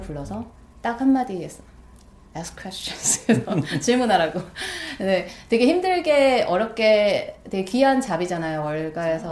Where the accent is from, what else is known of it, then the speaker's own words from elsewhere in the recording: South Korea; moved away as an adult; now in New York, United States; 한국에서 뭐 제가 한국 사람 치곤 나름 영어를 되게 좋아해서